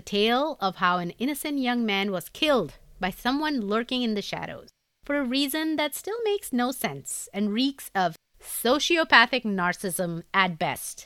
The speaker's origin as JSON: {"language": "English", "country": "India", "accent": "Indian English", "said": "an Indian English accent"}